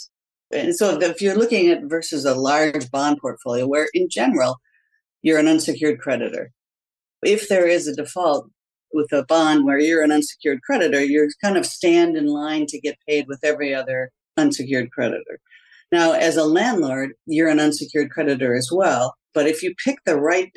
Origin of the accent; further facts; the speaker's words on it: Wauwatosa, Wisconsin, United States; I grew up in the Midwest in a small town called Wauwatosa, Wisconsin